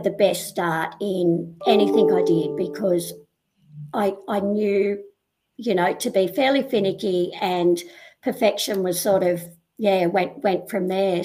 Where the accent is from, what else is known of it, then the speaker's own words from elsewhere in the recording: Sydney, New South Wales, Australia; I'm originally from the Northern Beaches in Sydney, down at Avalon. Grew up there, one of four kids